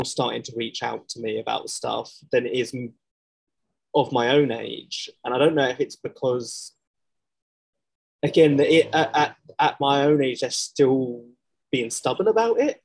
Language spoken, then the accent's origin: English; London, United Kingdom; I come from Southeast London, um, which is just a very man's man's type world